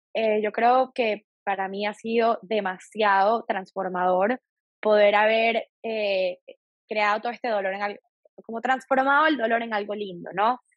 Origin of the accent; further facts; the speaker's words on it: Venezuela; moved away as an adult; now in Miami, United States; soy venezolana, vivo en los Estados Unidos desde ya hace